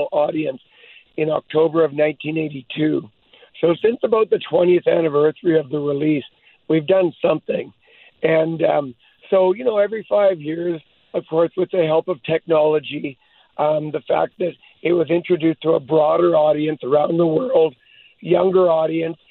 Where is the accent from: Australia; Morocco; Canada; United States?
Canada; Hope, British Columbia; I was born in Hope